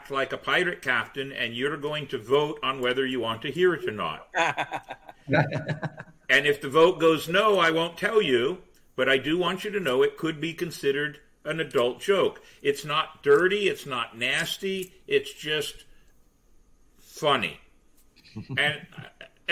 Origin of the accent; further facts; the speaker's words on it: Scotland, United Kingdom; accent: Scottish; I happen to be Scottish because I'm mm-hmm. stuck with the damn accent anyway